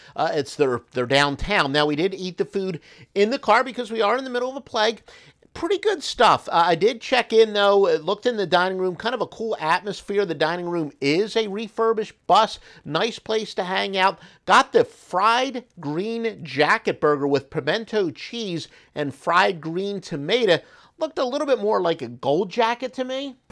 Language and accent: English; New Jersey, United States; I'm originally from South Jersey